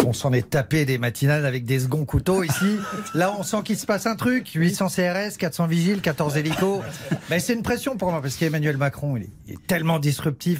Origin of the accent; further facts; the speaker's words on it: Saint-Raphaël, Provence-Alpes-Côte d'Azur, France; moved away; Moi, j'étais de Saint-Raphaël